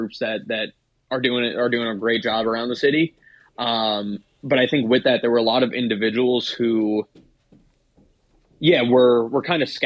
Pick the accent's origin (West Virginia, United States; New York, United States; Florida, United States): New York, United States; South Shore of Long Island; now in Washington, DC, United States; I'm from the South Shore of Long Island